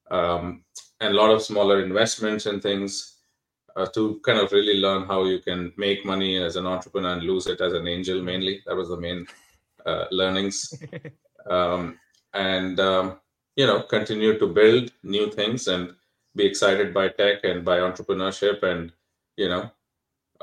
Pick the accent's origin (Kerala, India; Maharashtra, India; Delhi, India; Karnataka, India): Karnataka, India; Bangalore; moved away as an adult; also born or lived in Chicago / Silicon Valley; I grew up in Bangalore, right, in India